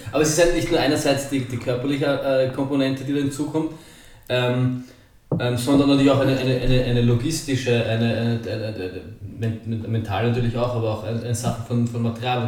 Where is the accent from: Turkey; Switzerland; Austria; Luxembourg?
Austria; bei uns in Burgersdorf